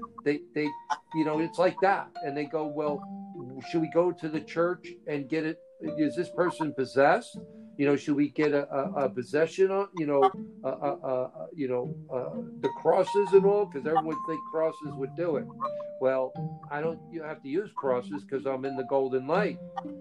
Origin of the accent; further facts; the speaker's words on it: Hawaii, United States; I came all the way from Hawaii, you know, to go to Denmark and Sweden to help out for 2 years.